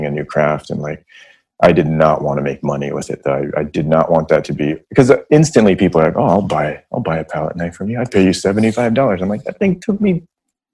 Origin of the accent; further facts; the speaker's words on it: San Francisco, California, United States; I grew up in San Francisco